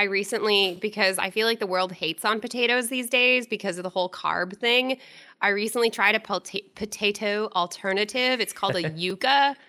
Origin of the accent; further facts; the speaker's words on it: Londonderry, New Hampshire, United States; My hometown!